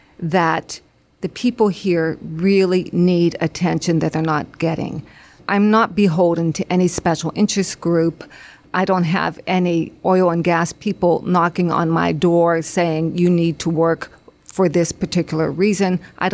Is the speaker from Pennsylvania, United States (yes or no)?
yes; Beaver County, Pennsylvania, United States; I grew up in Beaver County. I graduated from Freedom High School. I've lived specifically in the 15th District for 31 years.